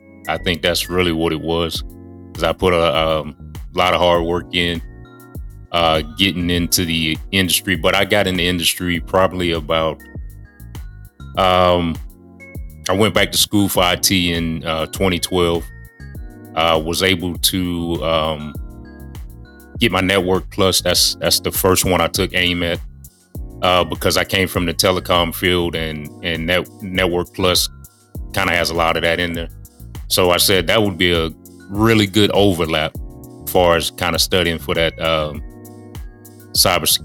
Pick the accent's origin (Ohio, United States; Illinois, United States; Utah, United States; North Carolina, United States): North Carolina, United States; Charlotte; moved away as an adult; I am back in Charlotte, North Carolina, in my hometown